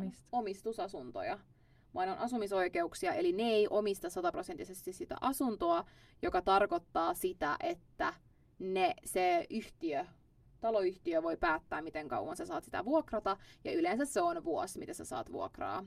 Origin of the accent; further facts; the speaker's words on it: Finland; moved away as an adult; now in Stockholm, Sweden; Mä oon Suomesta